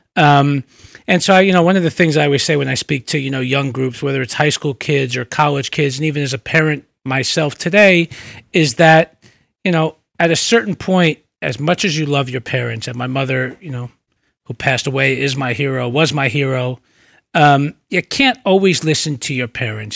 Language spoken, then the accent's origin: English; New York City, New York, United States; also born or lived in Brooklyn; I was born in Brooklyn, uh, moved to the Bronx when I was two or three, um, and grew up in, um, in the Bronx